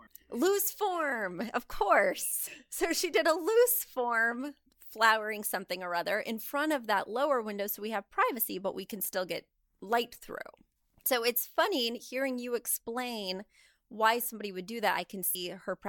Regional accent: Midwest, United States; Because I grew up in the Midwest and we get everything a little later out there.

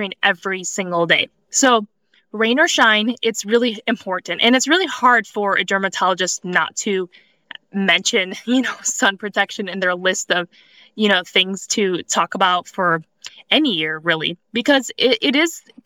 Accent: Cleveland, Ohio, United States; moved away as an adult; also born or lived in Southern California; I grew up in the Midwest. I grew up in Cleveland, Ohio

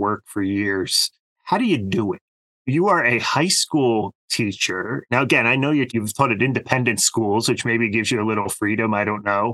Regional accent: New Jersey, United States; now in Pennsylvania, United States; I grew up, my listeners know, I grew up in New Jersey. I now live in the frontier of central Pennsylvania

